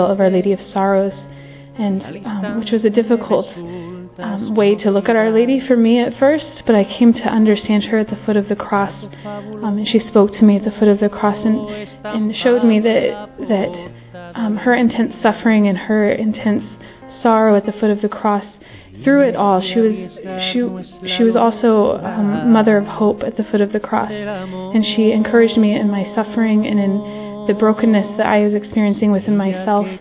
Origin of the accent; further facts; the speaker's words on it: United States; I'm from America.